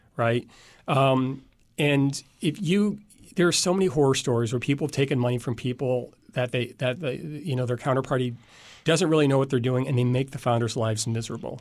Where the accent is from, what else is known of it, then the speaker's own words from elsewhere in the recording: Indiana, United States; also born or lived in DeKalb, Illinois; I was born in Illinois, but I've lived in Indiana most of my life